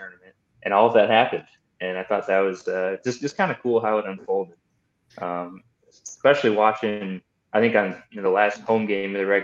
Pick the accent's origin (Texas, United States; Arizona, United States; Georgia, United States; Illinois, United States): Illinois, United States; Chicago; moved away as an adult; also born or lived in Iowa City, Iowa / Rocky Mount, North Carolina; now in Greenville, United States; I grew up in the suburbs of Chicago, and I lived there my whole